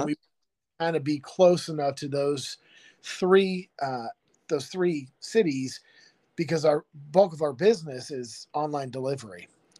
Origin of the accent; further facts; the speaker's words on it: Ohio, United States; moved away as an adult; also born or lived in California; now in Mackville, Kentucky, United States; Growing up in Ohio